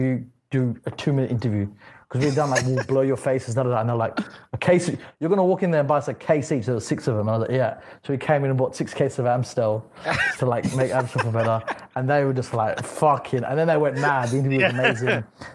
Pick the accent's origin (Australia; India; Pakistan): Australia; I'm from Australia